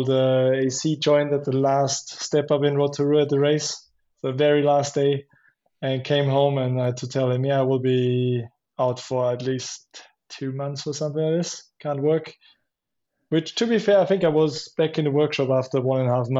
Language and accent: English; Schladming, Styria, Austria; I grew up in Schladming and the roots and everything